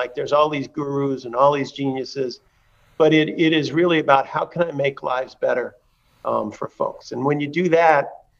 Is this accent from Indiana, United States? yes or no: yes; Hagerstown, Indiana, United States; I'll throw this in as a promo for my home state, Hagerstown, Indiana, Little League team was